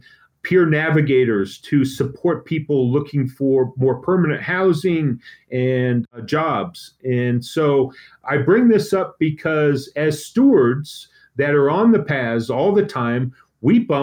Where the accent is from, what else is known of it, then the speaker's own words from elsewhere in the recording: Boulder, Colorado, United States; I'm from Boulder. I've lived here my whole life.